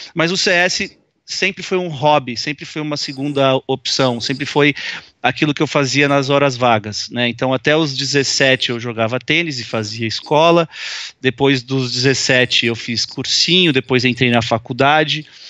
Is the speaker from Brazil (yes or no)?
yes; São Paulo, Brazil; also born or lived in Bauru, Brazil; eu sou de São Paulo, capital, nasci aqui.